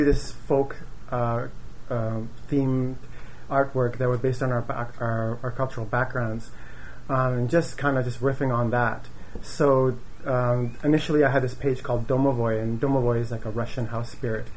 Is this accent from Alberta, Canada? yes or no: no; Winnipeg, Manitoba, Canada; moved away as an adult; now in Montreal, Canada; I grew up in Winnipeg